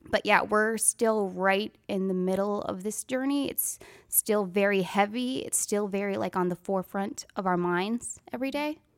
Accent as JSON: {"language": "English", "region": "Wisconsin", "country": "United States", "also_born_or_lived": "Nashville, Tennessee", "moved": "as an adult", "lives_now": "Franklin, United States", "said": "I'm from Wisconsin"}